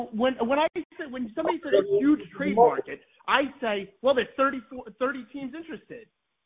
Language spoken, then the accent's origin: English; New York City, New York, United States; from New York